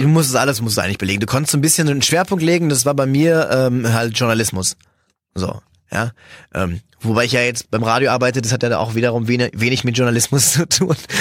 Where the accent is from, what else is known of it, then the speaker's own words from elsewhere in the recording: Cologne, North Rhine-Westphalia, Germany; ich bin ja Kölner